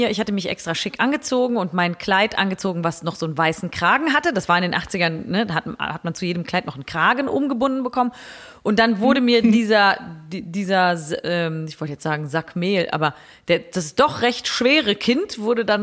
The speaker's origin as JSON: {"language": "German", "town": "Bergisch Gladbach", "region": "North Rhine-Westphalia", "country": "Germany", "tie": "born there", "said": "wir kommen ja gar nicht aus Bergisch Gladbach. Also wir sind da geboren, weil das Krankenhaus da besonders gut ist."}